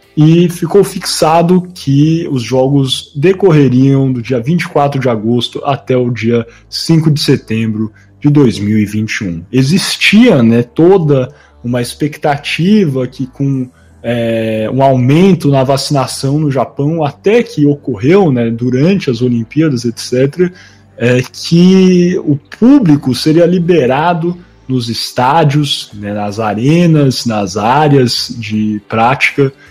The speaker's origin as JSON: {"language": "Portuguese", "country": "Brazil"}